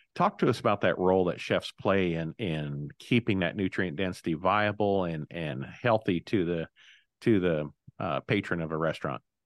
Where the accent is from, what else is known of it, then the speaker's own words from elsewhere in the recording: Illinois, United States; my home state of Illinois